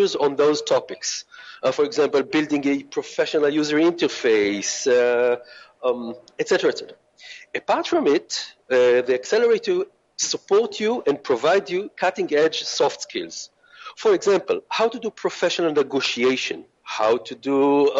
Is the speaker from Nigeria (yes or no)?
no; Israel; moved away; I come from Israel, and our culture is very open and it's very flat